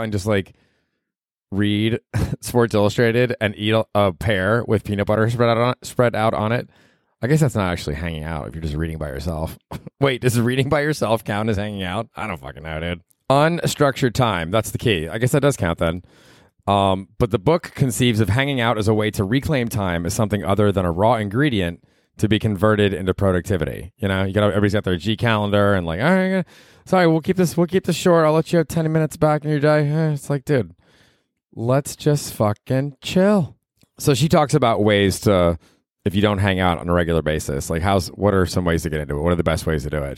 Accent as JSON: {"language": "English", "town": "Tampa", "region": "Florida", "country": "United States", "tie": "born or raised there", "said": "when I was in fucking junior high and growing up in Tampa, Florida"}